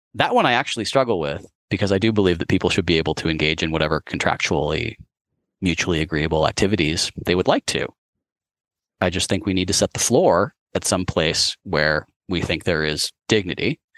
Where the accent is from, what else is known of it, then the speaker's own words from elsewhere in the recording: San Francisco, California, United States; as a child growing up in San Francisco